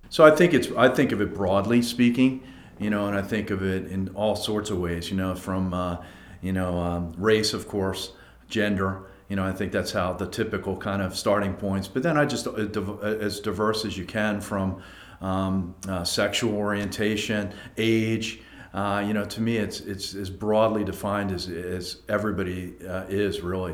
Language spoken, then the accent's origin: English; Abington, Pennsylvania, United States; also born or lived in Philadelphia; grew up in a town called Abington